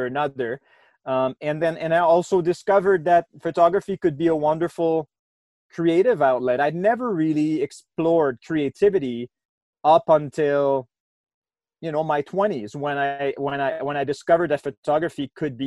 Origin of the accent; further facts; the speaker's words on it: Quebec City, Quebec, Canada; now in Banff, Canada; I've lived in Banff for 10 years or so now. I'm from Quebec City originally, so Eastern Canada